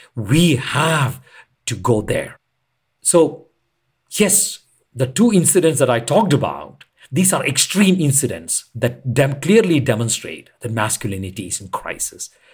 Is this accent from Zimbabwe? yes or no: no; India; I'm an Indian